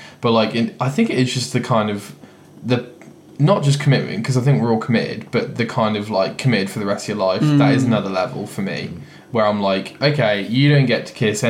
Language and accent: English; England, United Kingdom; we're English